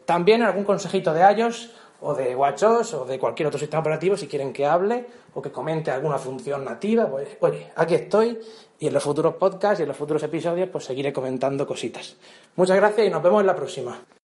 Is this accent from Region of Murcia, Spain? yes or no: yes; Region of Murcia, Spain; de mi pueblo a Murcia capital, o, por ejemplo, que son unos 40 minutos 50 en coche